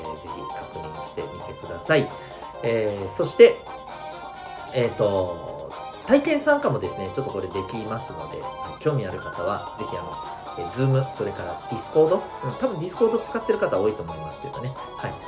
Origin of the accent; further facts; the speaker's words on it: Okinawa, Japan; 沖縄生まれを、えー、沖縄育ち